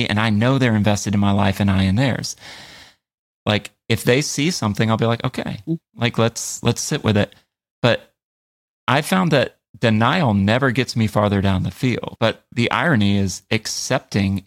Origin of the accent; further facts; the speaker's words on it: United States; I was like the only American in Lugo that day